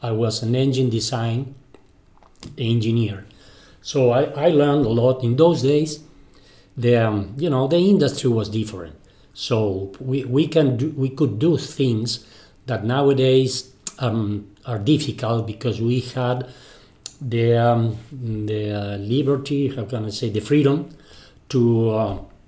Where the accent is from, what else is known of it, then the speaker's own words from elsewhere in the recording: Argentina; first language Spanish; English is a second language; I was born in Argentina. So sorry for my English.